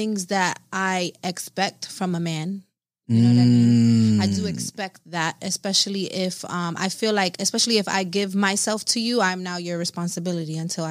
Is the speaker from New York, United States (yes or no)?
yes; New York, United States; I'm from New York.